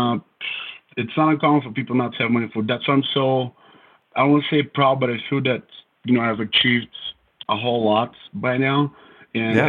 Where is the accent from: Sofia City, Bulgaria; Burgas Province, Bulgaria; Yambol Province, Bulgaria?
Yambol Province, Bulgaria; Elhovo; English is a second language; moved away as an adult; now in United States; So it's called Elhovo. That's the name of my town.